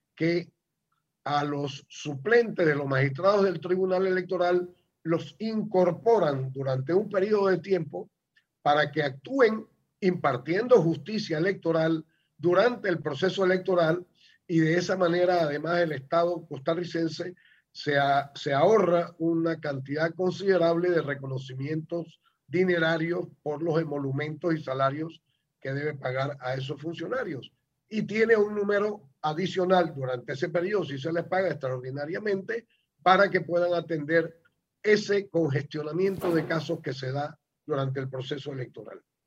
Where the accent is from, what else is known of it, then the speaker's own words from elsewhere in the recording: Panama; somos precisamente los panameños